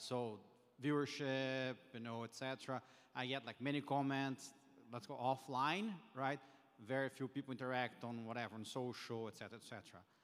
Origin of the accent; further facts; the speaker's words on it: Brazil; English is a second language; moved away as an adult; now in United States; I'm a Brazilian immigrant, and that's, uh, I've been here in the U S for almost ten years now